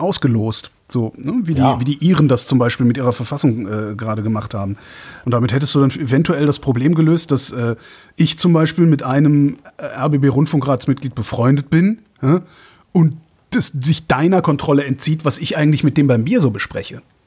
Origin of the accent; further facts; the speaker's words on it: Cologne, North Rhine-Westphalia, Germany; ist meine Heimatstadt. Ich bin Kölner